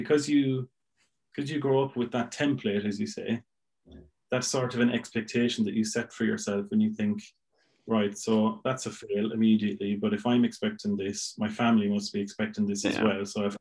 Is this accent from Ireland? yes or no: yes; Milltown, Ireland; accent: Irish; moved away as an adult; also born or lived in Limerick; now in Essex, United Kingdom; I moved back to Milltown, back to my hometown